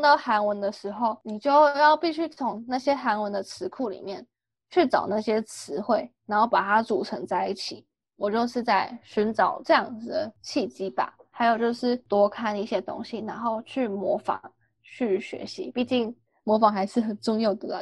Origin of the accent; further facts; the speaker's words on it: Taiwan; moved away as an adult; now in Seoul, South Korea; 我都说我是台湾人